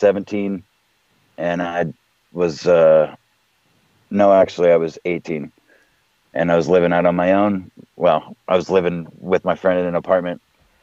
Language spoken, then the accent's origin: English; South Texas, United States; moved away as an adult; now in Michigan, United States; I'm from a warmer climate. I was born and raised in South Texas. I didn't see fucking snow till I was like 17 years old.